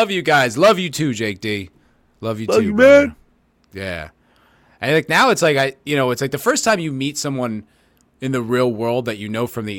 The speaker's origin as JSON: {"language": "English", "region": "New Jersey", "country": "United States", "tie": "born or raised there", "said": "you are from Dirty Jersey. Yes, yes I am. And Ace Wayne Town Center, my hometown."}